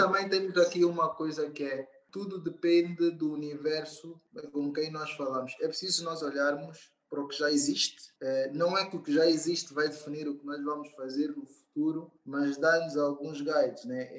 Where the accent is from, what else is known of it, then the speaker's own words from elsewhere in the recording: Angola; sou angolano